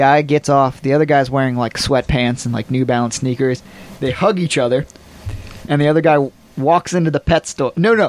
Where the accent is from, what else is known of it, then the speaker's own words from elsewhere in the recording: Johnstown, Pennsylvania, United States; When I grew up in Johnstown